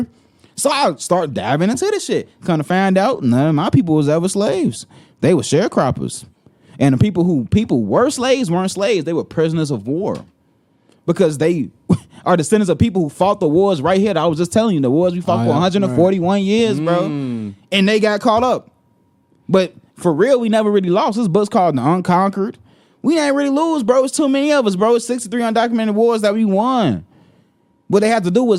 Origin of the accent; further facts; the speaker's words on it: United States; I grew up in America